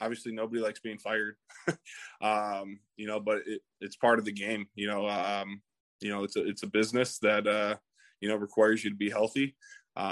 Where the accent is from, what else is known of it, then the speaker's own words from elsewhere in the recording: Michigan, United States; moved away as an adult; also born or lived in Kansas City; now in Indianapolis, United States; I'm a Midwest guy. I grew up in Michigan.